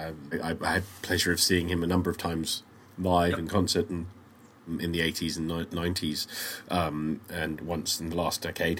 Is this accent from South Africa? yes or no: no; London, United Kingdom; being a Brit and a Londoner